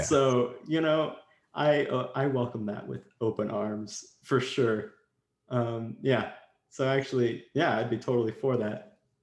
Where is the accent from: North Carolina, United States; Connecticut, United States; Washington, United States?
Washington, United States; now in Los Angeles, United States; I was in LA and I'm from Washington State originally. That's where all my family lives.